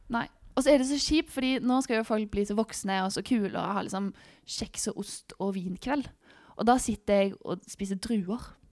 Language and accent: Norwegian; Stavanger, Rogaland, Norway; moved away as an adult; also born or lived in Sola / Gran Canaria; jeg er fra Stavanger